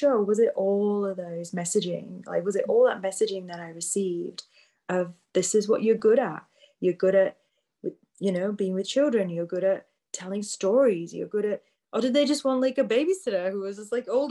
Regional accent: Yorkshire and the Humber, United Kingdom; I grew up in the UK, like you said, born and bred in Yorkshire

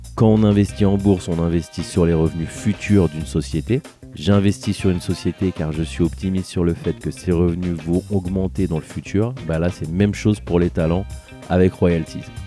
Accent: France; chez nous en France

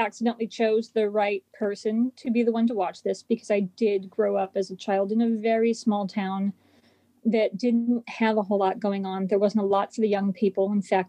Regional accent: California, United States; I didn't really relate to the people in the town where I grew up because I was actually from California.

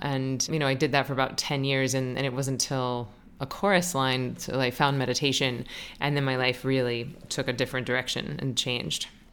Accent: Florida, United States; moved away; I was Florida's junior miss

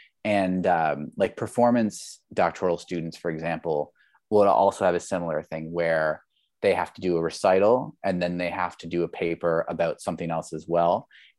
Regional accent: Labrador City, Newfoundland and Labrador, Canada; So like I grew up in Labrador City, or Labrador West, in Newfoundland, Labrador. Most people don't know where that is, but it's basically farther east and north of Quebec.

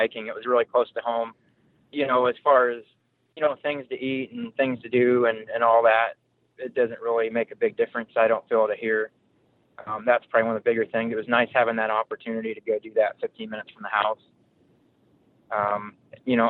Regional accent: California, United States; also born or lived in Pacific Northwest (Oregon, Washington); now in Broken Arrow, Oklahoma, United States; I grew up in California

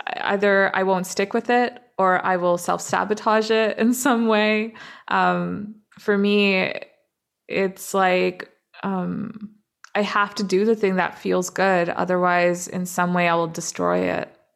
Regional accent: Toronto, Ontario, Canada; also born or lived in Dubai; now in Vancouver, Canada; when I was six, um, my family immigrated to, to Canada, to Toronto

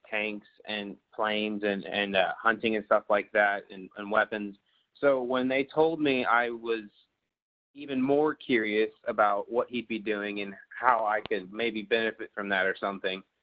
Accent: Oklahoma, United States; also born or lived in Hong Kong / China / Thailand; I was born in Hong Kong, China. I spent about the first nine years of my life or so moving back and forth from China to Thailand, uh, wherever the mission board told us to live. And then around nine or 10 years old, I moved, or our family moved back to Oklahoma

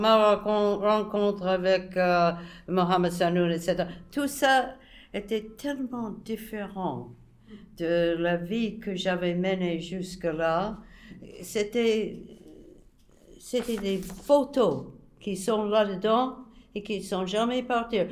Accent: United States; moved away; je suis soi-disant neutre, je suis américaine

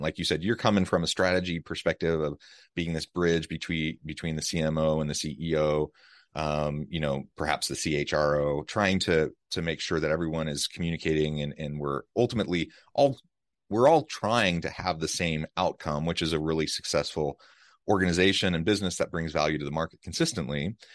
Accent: United States; now in Utah, United States; Kansas City, Missouri, close to my hometown

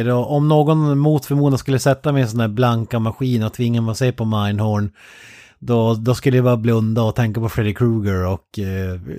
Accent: Norrland, Sweden

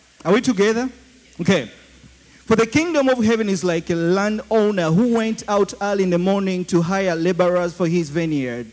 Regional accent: Uganda; accent: Ugandan; my Ugandan accent

